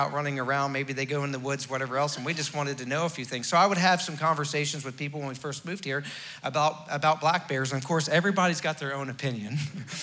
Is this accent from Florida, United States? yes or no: yes; Florida, United States; moved away as an adult; now in West Virginia, United States; I was raised in Florida. Even though I was from West Virginia originally